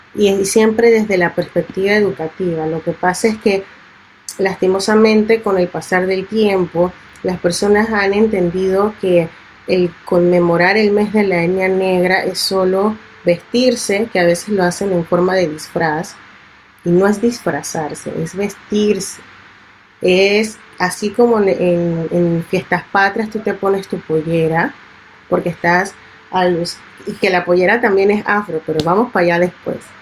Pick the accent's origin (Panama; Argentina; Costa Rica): Panama; also born or lived in Italy / Barcelona; el Panamá que a mí me representa y con el que yo crecí, que es mi Panamá negro